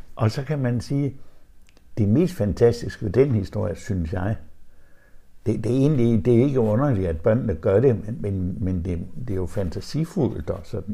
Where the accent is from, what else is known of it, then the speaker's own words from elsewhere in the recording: Vendsyssel, North Denmark Region, Denmark; i Vendsyssel, hvor jeg kommer fra